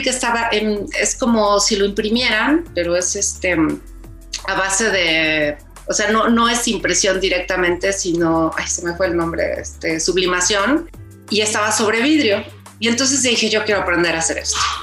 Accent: Mexico; soy más mexicana que nada

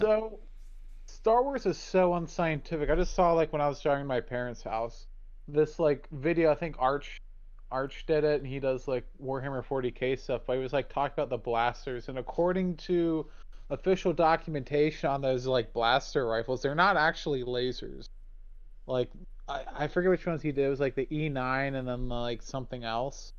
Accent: United States; I was born in America

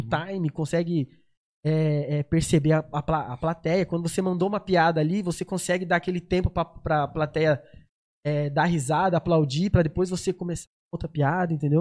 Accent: São José dos Campos, São Paulo, Brazil; also born or lived in Uberlândia; E vim pra cá pequeno

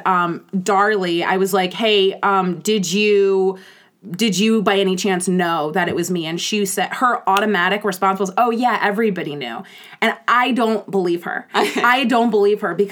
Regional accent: Baltimore, Maryland, United States; I'm from Baltimore, Maryland

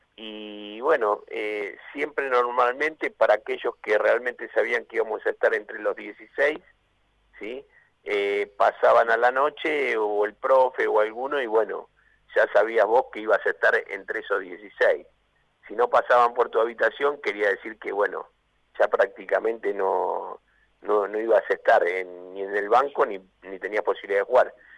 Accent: San Miguel, Buenos Aires Province, Argentina; mi lugar donde nací, en San Miguel

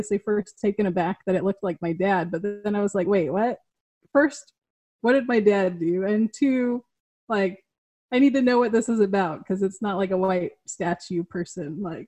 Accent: Pasco, Washington, United States; moved away as an adult; also born or lived in Kennewick, Washington; now in Austin, United States; I grew up in the Tri-Cities. And I had just recently bought a house in like South Kennewick.

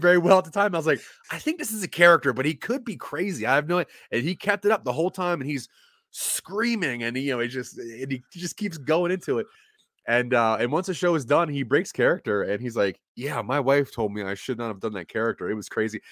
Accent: Maryland, United States; moved away as an adult; also born or lived in Delaware; now in Colorado, United States; I was born in Maryland. Uh, my parents divorced and moved to Delaware. My dad moved to Delaware, so I'm a Maryland boy more than anything.

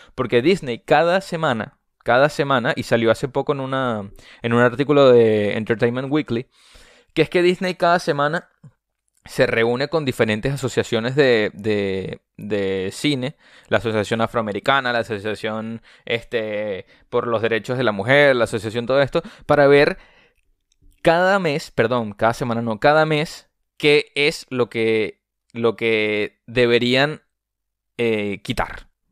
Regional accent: Venezuela; yo soy venezolano

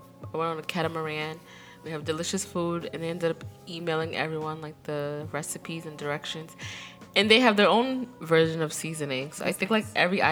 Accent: Somerville, Massachusetts, United States; I'm from Somerville.

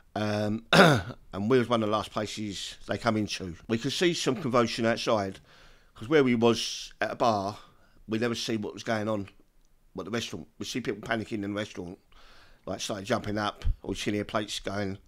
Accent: London, United Kingdom; I come from Peckham

